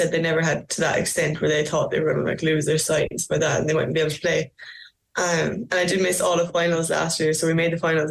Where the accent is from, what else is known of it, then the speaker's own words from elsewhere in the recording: Macroom, Munster, Ireland; moved away as an adult; now in Melbourne, Australia; I actually love Macroom. I love going back to my hometown